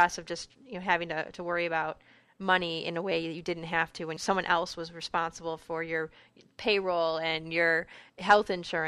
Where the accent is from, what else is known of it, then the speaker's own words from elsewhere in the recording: United States; as an American